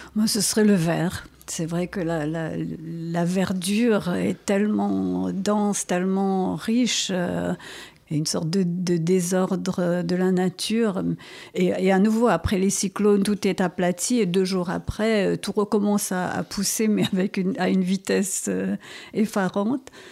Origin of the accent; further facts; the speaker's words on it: Mauritius; first language Creole; ma langue maternelle, et quand je dis que c'est le créole et le français